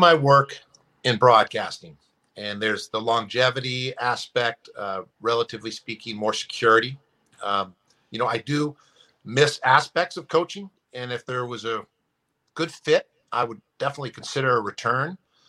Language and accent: English; San Francisco, California, United States; I live up here in the Bay Area where I grew up in San Francisco.